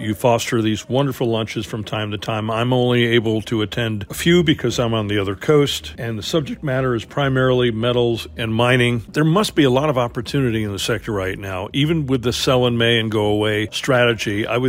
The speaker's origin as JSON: {"language": "English", "town": "New York City", "region": "New York", "country": "United States", "tie": "born or raised there", "said": "Thanks so much for having me here at the Tudor Steakhouse in my hometown of New York City."}